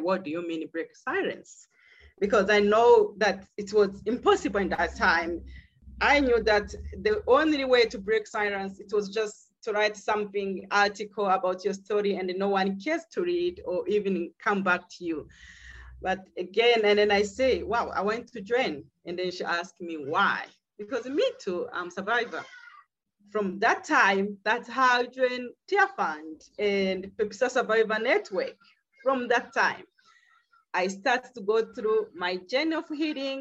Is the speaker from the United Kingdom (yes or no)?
no; Burundi; now in South Africa; I'm from Burundi.